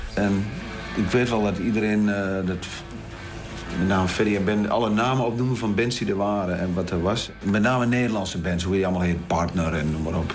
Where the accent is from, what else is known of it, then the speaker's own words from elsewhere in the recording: Lichtenvoorde, Gelderland, Netherlands; Mijn eh, ouderlijk huis stond in de Rapenburgse straat, nummer 16 in Lichtenvoorde